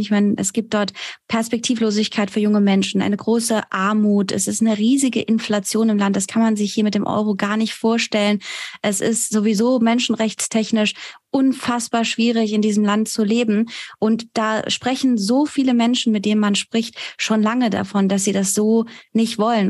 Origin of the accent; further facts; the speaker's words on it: Germany; also born or lived in Iran; mich als Deutsche und Iranerin mit diesen beiden kulturellen Hintergründen